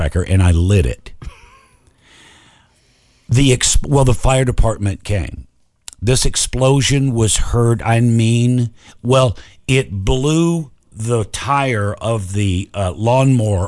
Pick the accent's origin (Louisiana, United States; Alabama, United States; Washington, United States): Alabama, United States; I was raised in Alabama